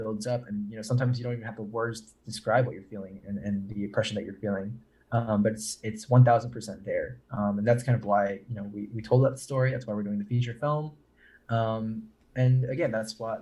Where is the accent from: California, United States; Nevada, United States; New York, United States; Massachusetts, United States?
Massachusetts, United States; growing up in Massachusetts